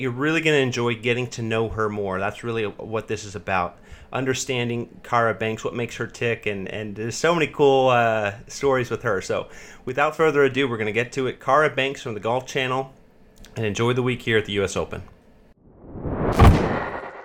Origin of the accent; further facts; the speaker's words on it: California, United States; I'm from California